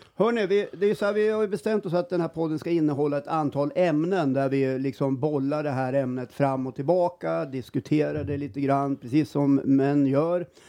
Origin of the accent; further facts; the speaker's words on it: Jämtland, Sweden; vi är ju från Jämtland, mm. här, sitter i Östersund och spelar in den här podden